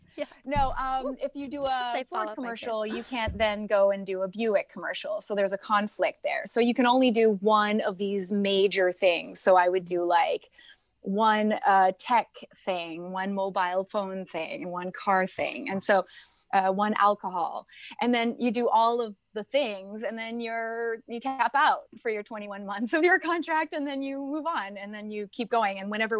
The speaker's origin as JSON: {"language": "English", "town": "Toronto", "region": "Ontario", "country": "Canada", "lives_now": "United States", "said": "I came from Toronto, so I'm Canadian and American, and I came after 9/11."}